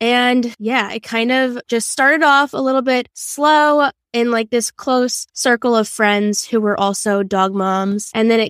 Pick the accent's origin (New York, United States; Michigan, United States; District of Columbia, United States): New York, United States; Long Island; I am 24. I'm from Long Island, New York.